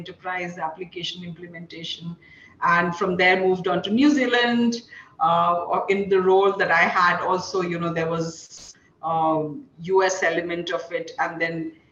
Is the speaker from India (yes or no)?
yes; India; moved away; I come from a family of, you know, small town girl from India, from a small town